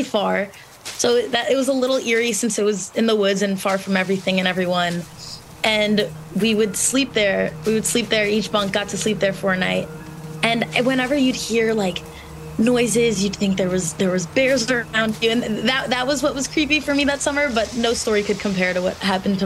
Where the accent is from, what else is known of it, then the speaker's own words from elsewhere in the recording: Long Island, New York, United States; I grew up on Long Island